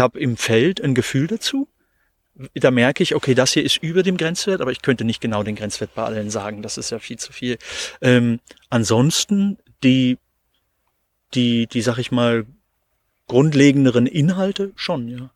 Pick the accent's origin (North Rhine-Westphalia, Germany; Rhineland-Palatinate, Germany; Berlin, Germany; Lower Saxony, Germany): Lower Saxony, Germany; Hildesheim; ich bin eben in Hildesheim in der Stadt geboren